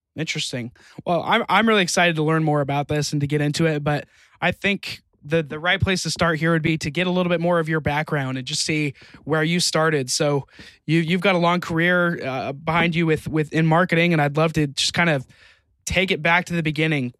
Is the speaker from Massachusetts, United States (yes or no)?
no; Utah, United States; I grew up in Utah